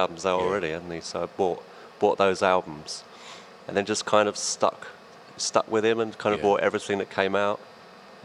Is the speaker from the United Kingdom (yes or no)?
yes; London, United Kingdom; I was born in Streatham in South London